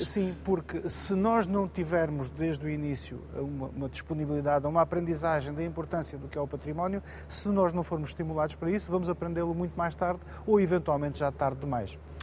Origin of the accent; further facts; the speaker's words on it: Moura, Alentejo, Portugal; ter sido presidente da Câmara Municipal de Moura, da minha terra